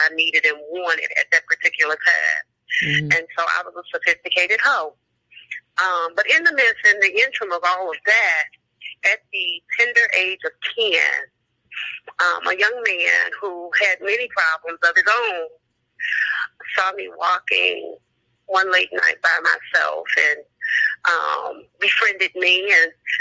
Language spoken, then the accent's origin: English; Chicago, Illinois, United States; born and raised in the Ida B. Wells. Love my stumping ground